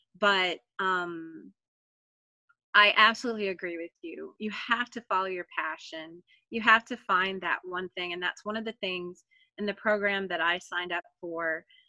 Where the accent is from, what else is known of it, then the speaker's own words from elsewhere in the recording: Florida, United States; born there; Now, I was born in Florida.